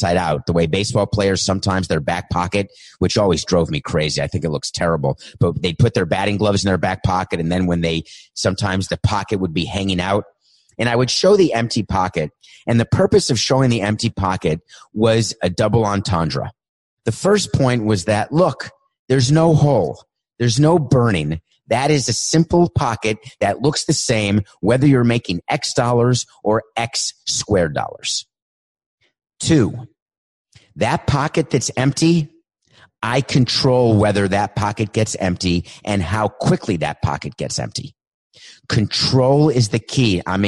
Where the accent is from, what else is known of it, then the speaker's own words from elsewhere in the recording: New York City, New York, United States; also born or lived in Milwaukee, Wisconsin; I grew up in Milwaukee for a few years, then New York City